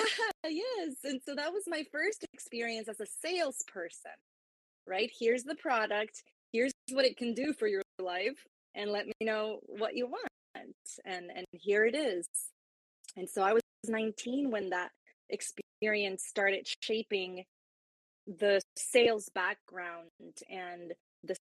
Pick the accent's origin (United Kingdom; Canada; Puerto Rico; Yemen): Puerto Rico; now in Florida, United States; I am from Puerto Rico, but now transplanted in the U.S. here in Florida. And so I speak Spanish as well.